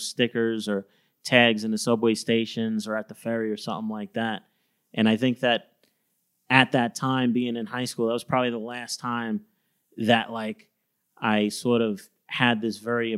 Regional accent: New York City, New York, United States; I grew up on Staten Island

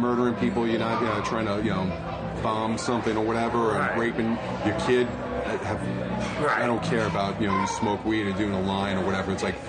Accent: New York City, New York, United States; growing up in New York City, seeing how it, you know, went from, you know, decent to horrible.

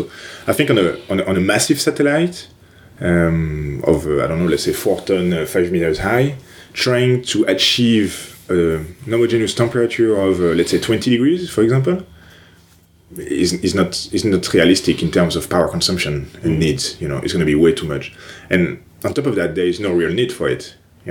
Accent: France; English is a second language; moved away as an adult; Well, first of all, I actually had the first experience abroad in Toronto, in Canada, for my last year of master's degree in engineering.

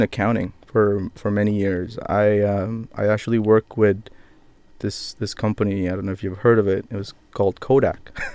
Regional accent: Philippines; I'm Filipino

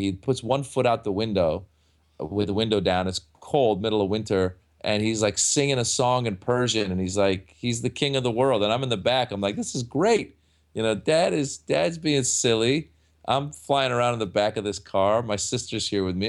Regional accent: Northern California, United States; moved away as an adult; also born or lived in Iran; now in Los Angeles, United States; growing up in Northern California, where there really weren't that many Iranians

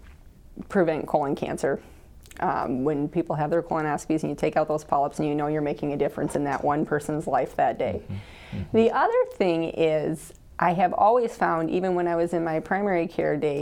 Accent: Colman, South Dakota, United States; also born or lived in Omaha, Nebraska; now in Dakota Dunes, United States; I am originally from Coleman, South Dakota, and where my parents still live

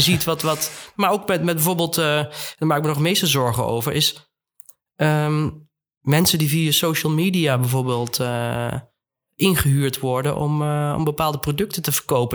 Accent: Netherlands; also born or lived in Eindhoven / Amsterdam; wij als, als Nederlanders

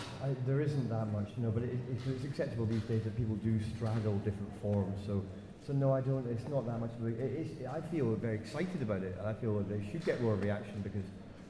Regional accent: Glasgow, Scotland, United Kingdom; I'm from Glasgow

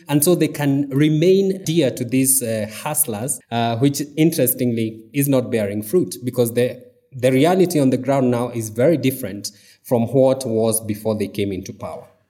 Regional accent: Mount Kenya region, Kenya; now in Nairobi, Kenya; I am from the Mount Kenya region.

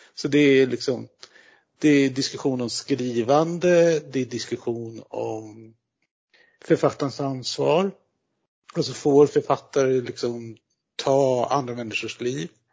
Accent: Norrbotten County, Sweden; som norrbottning

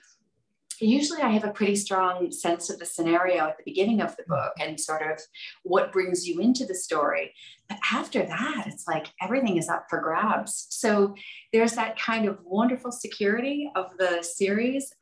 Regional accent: Toronto, Ontario, Canada; moved away; I got into it by pitching stories about my hometown. I'm from Toronto originally

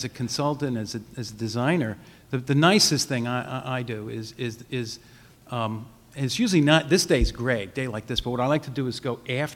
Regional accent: Hoboken, New Jersey, United States; I grew up in Hoboken

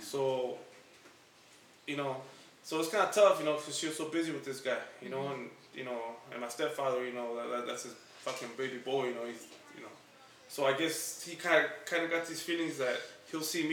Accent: Los Angeles, California, United States; I was born and raised in Silver Lake, California.

